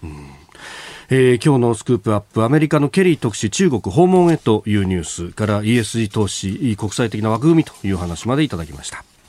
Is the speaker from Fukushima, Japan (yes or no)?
no; Yokosuka, Kanagawa, Japan; 神奈川横須賀の出身